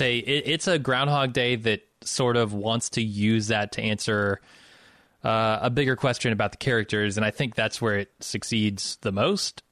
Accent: Midwest, United States; also born or lived in Chicago; I'm from the Midwest

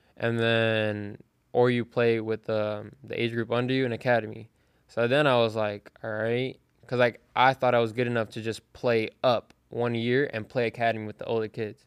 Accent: Fort Lauderdale, Florida, United States; I'm from Fort Lauderdale, Florida.

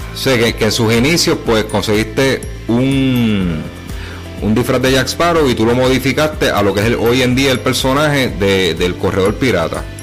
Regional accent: Humacao, Puerto Rico; en mi pueblo, en mi pueblo natal, macau

